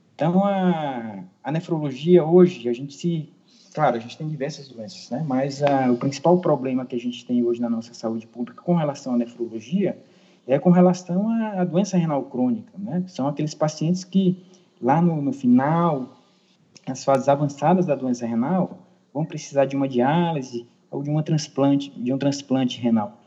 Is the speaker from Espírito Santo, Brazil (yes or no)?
no; Maranhão, Brazil; moved away as an adult; also born or lived in Tocantins / São Paulo; há seis anos voltei para o meu estado natal, que é o Maranhão